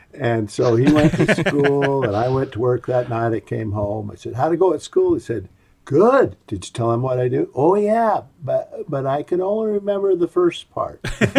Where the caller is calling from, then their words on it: Orem, Utah, United States; I'm in Orem, Utah, and here it is, 20th of May, and it's 48 degrees.